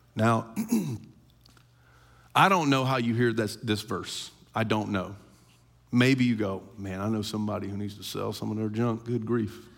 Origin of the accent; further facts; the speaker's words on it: United States; as American Christians